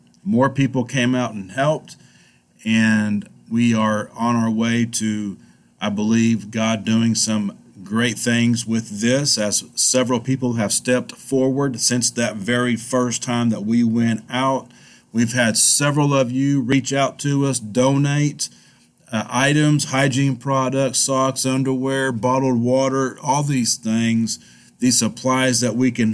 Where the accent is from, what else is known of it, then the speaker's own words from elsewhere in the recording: El Reno, Oklahoma, United States; I wanted to do something in my hometown of El Reno. It's something that I just wanted to do for the community that I grew up in.